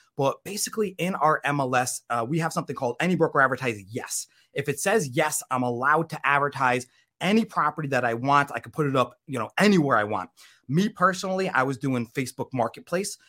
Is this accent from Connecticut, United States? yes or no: yes; Connecticut, United States; moved away as an adult; now in Florida, United States; I grew up in Connecticut actually. Um, so that's I'm from the Northeast